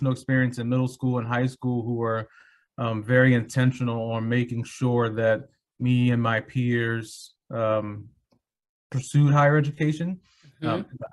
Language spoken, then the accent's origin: English; Philadelphia, Pennsylvania, United States; I grew up in North Philadelphia